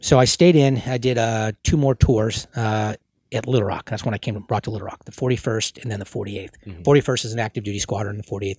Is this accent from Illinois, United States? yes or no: no; Houston, Texas, United States; born there; So he used to take me when we lived in Houston because I was born in Houston. And even though you can't tell from my accent, but I've moved so much.